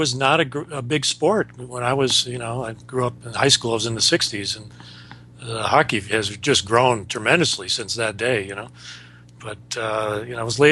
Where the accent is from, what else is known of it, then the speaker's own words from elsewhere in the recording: Wisconsin, United States; now in Warwick, New York, United States; I grew up in Wisconsin, so I know cold weather